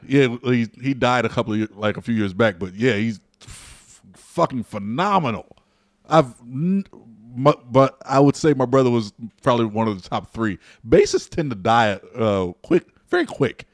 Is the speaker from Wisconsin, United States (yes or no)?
no; Peoria, Illinois, United States; I was a member of the River City Athletic Club in Peoria, Illinois